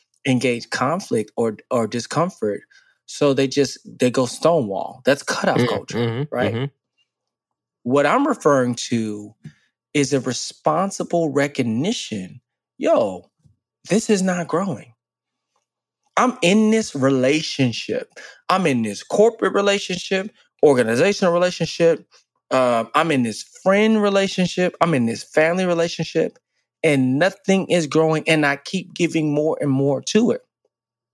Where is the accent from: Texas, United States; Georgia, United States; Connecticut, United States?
Texas, United States; Dallas; moved away as an adult; I grew up in Dallas, born and raised